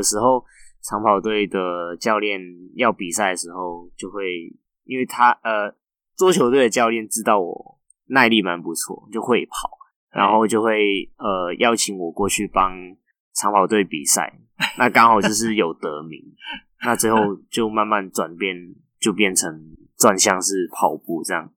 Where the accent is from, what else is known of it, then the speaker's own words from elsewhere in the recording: Macau; moved away as an adult; now in Taiwan; 你高中是在澳门念书的？ 对，我是从大学才过来台湾念书。